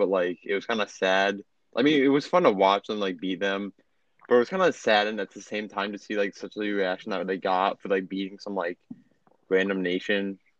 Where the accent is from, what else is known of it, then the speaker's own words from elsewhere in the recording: United States; as an American